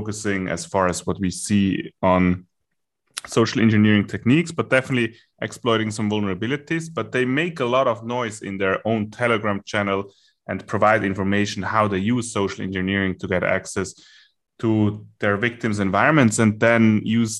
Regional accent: Germany; accent: German; my German accent

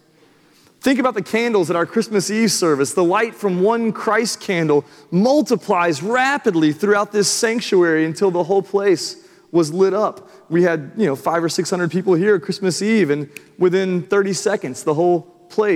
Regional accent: Franklin, Tennessee, United States; moved away as an adult; also born or lived in Nashville, Tennessee / Birmingham, Alabama; I'd been born and raised in Nashville, Tennessee, and Franklin. I spent my growing up years in Franklin

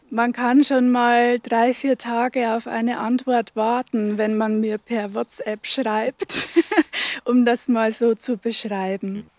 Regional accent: Upper Palatinate, Bavaria, Germany; moved away as an adult; also born or lived in Northern Germany; now in Velburg, Germany; Ich bin aus der Oberpfalz, gebürtige Oberpfälzerin, habe da aber nur die ersten 20 Jahre meines Lebens verbracht

